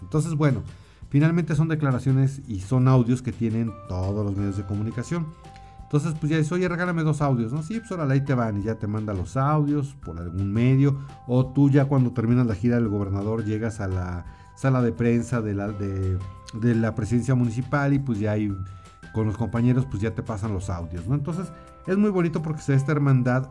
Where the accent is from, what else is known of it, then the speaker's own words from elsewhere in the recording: Mexico City, Mexico; moved away as an adult; also born or lived in Morelia / Jalisco; Yo pues obviamente soy de la Ciudad de México